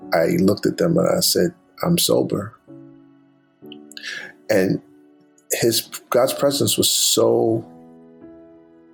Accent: Baltimore, Maryland, United States; moved away as an adult; Going to Oral Roberts University was culture shock for a kid growing up in Baltimore

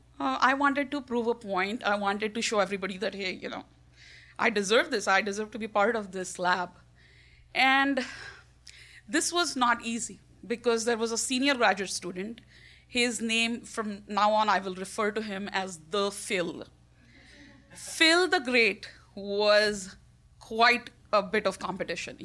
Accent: India; I'm Indian.

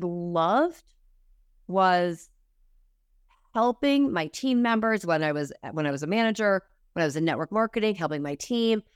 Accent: Massachusetts, United States; moved away as an adult; also born or lived in Manhattan, New York; I was from Massachusetts, so I was in, living in Manhattan, moved back to Massachusetts

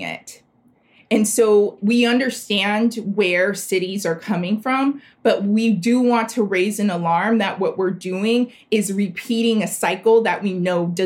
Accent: South Florida, United States; also born or lived in Liberty City, Miami; I am from South Florida. My family is from an historically Black area of South Florida called Liberty City.

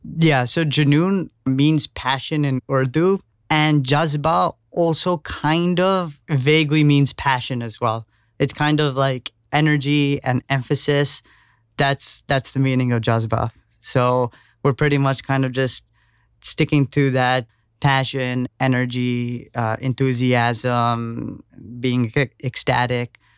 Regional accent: New York City, New York, United States; being born and brought up in New York

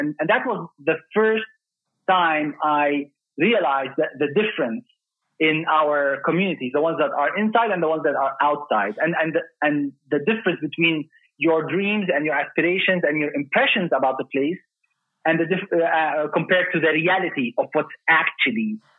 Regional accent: Dubai, United Arab Emirates; So I was actually born and raised in Dubai in the United Arab Emirates in 1974.

